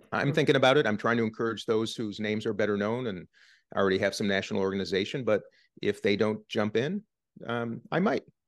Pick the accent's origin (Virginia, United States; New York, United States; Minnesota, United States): Minnesota, United States; Minnesota, my home state